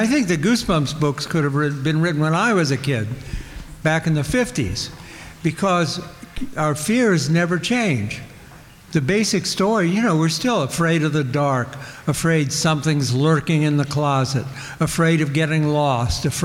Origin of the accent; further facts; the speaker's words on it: Midwest, United States; I grew up in the Midwest